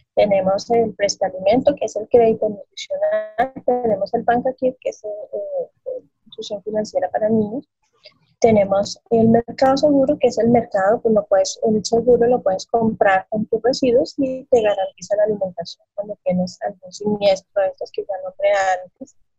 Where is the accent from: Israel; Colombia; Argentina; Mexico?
Colombia; Boyacá; Soy colombiana, soy de mm, eh, origen boyacense, es un departamento de Boyacá, aquí en el centro del país.